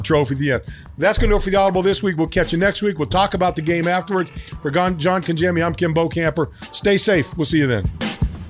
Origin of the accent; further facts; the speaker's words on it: Bay Area, California, United States; I grew up in the Bay Area